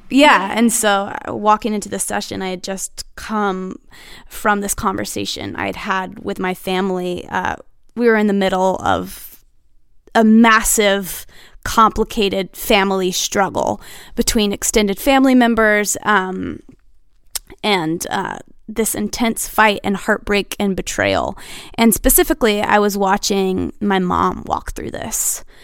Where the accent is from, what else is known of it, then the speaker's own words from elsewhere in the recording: Nashville, Tennessee, United States; Born and raised in Nashville